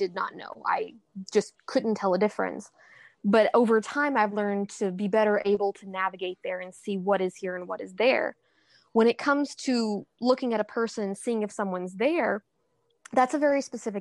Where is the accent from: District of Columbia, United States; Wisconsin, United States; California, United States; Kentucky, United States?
Kentucky, United States; I'm from Kentucky